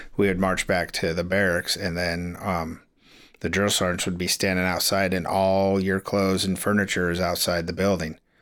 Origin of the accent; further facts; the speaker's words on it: Crescent City, California, United States; also born or lived in Florida; I grew up here in Crescent City.